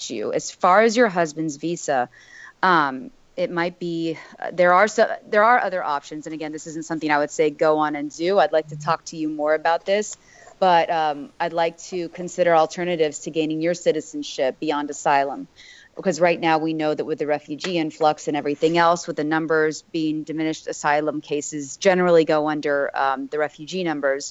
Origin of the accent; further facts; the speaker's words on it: Miami, Florida, United States; having been born and raised in Miami